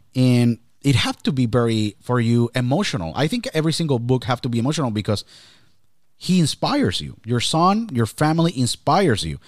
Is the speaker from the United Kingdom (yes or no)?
no; Puerto Rico; now in Pennsylvania, United States; I was born and raised in Puerto Rico.